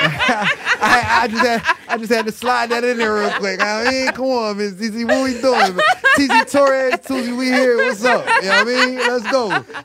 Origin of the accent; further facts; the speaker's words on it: North Carolina, United States; It was in North Carolina, in my hometown.